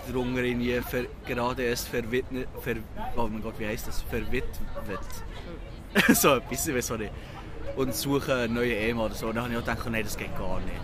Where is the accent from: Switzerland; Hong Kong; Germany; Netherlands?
Switzerland; accent: Swiss German; now in London, United Kingdom; ich rede auf Schweizerdeutsch